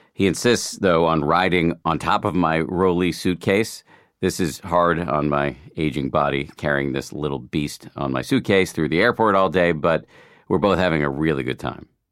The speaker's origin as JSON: {"language": "English", "town": "Boston", "region": "Massachusetts", "country": "United States", "tie": "born or raised there", "moved": "yes", "said": "I grew up in Boston and my parents are still there"}